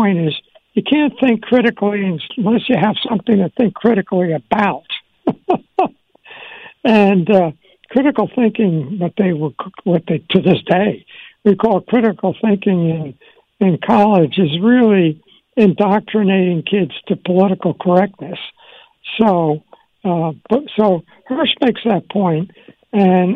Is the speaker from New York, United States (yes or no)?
yes; Long Island, New York, United States; also born or lived in Washington, D.C.; we moved from Washington to Long Island. And I was in fourth grade